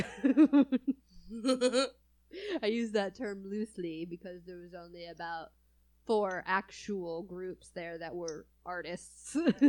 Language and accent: English; California, United States; I'm from California, and I moved over here to the Midwest, you know, and I don't feel like I have an accent at all